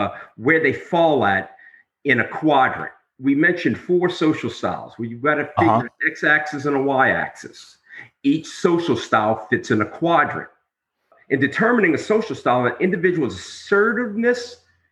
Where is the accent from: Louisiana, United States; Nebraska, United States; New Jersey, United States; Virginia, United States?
Louisiana, United States; New Orleans; I'm from New Orleans